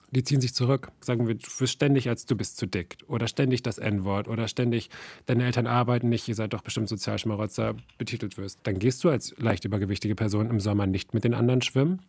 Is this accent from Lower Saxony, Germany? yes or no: yes; Lower Saxony, Germany; ich sage ja aus Niedersachsen